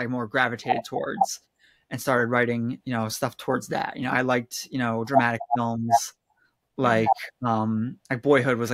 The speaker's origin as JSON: {"language": "English", "region": "New Jersey", "country": "United States", "tie": "born or raised there", "also_born_or_lived": "Philadelphia, Pennsylvania, United States", "said": "when I was 8, my family moved to New Jersey, and I've been there ever since"}